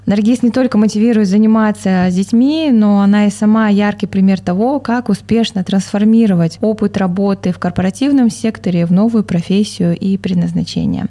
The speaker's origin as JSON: {"language": "Russian", "country": "Kazakhstan", "said": "Мы, казахи"}